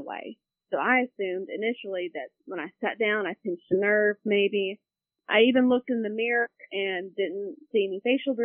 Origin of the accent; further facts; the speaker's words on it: Virginia Beach, Virginia, United States; moved away as an adult; now in Roanoke, United States; I grew up in the Virginia Beach area, but now live in Roanoke